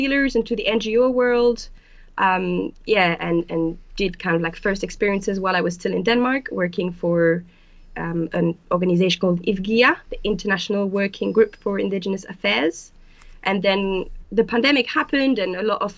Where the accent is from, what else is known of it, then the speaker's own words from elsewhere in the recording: France; moved away as an adult; also born or lived in Berlin, Germany; now in England; I grew up in France. And when I turned 18, I decided to move to Berlin, Germany, to study anthropology.